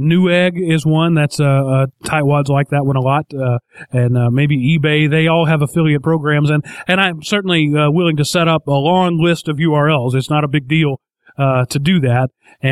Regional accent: United States; being an American

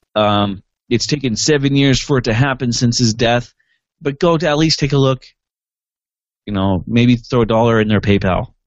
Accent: Montana, United States; in our hometown, in my hometown

